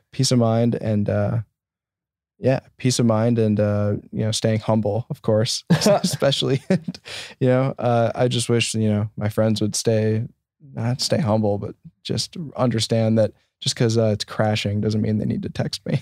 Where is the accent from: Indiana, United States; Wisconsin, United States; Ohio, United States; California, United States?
Wisconsin, United States; Janesville; growing up in Southern Wisconsin as a Bears fan